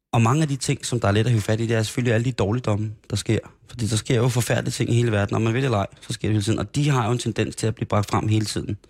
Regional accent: Roskilde, Zealand, Denmark; also born or lived in Grenå; Jeg voksede op i Roskilde. Jeg voksede op i Grenå først, og så Roskilde

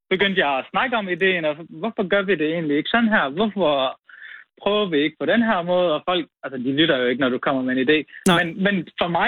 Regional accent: Nykøbing Mors, North Denmark Region, Denmark; moved away as an adult; also born or lived in Aalborg; og så flyttede jeg fra Nykøbing Mors for at studere.

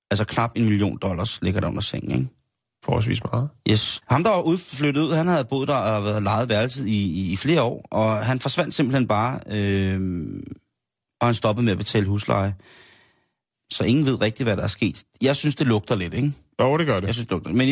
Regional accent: South Korea; now in Denmark; Jeg er jo oprindelig fra Asien, og jeps, hvis man nu havde luret det, så tillykke. Men har man en sjældent gang haft svært ved at finde sammenhæng imellem mit spændende eksotiske ydre og min haltende danske accent, jamen så er det jo altså korrekt. Jeg stammer fra Sydkorea.

